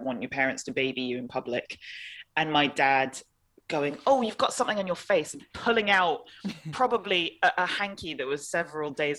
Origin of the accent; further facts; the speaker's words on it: London, United Kingdom; moved away as an adult; also born or lived in Hong Kong / Scotland; now in Senegal; I was born in Hong Kong, grew up in London, and then when I turned eighteen, I moved to Scotland